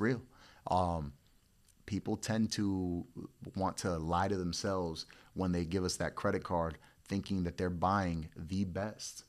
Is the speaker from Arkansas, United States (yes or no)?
no; Florida, United States; also born or lived in Puerto Rico; I was born in Puerto Rico, raised out here in Florida